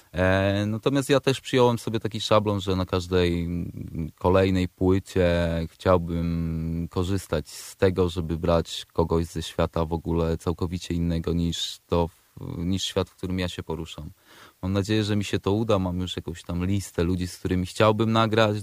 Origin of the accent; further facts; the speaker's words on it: Przemyśl, Subcarpathian Voivodeship, Poland; now in Warsaw, Poland; Ja akurat jestem, pochodzę z Przemyśla, z Podrzeszowa